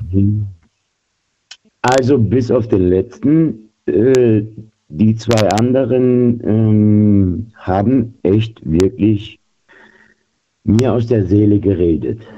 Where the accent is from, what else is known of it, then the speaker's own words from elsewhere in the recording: Düsseldorf, North Rhine-Westphalia, Germany; now in Geislingen an der Steige, Germany; jetzt gerade aus Geislingen an der Steige, aber gebürtig aus Düsseldorf.